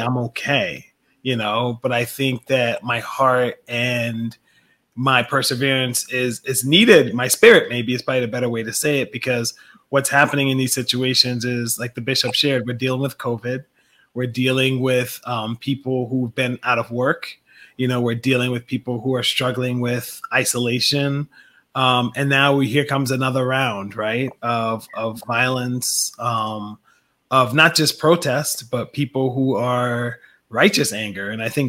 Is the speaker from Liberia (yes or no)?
yes; Liberia; now in United States; I was an immigrant. Diallo was from West Africa. I'm from West Africa. Diallo was Ghanaian, but actually born in Liberia. I'm born in Liberia.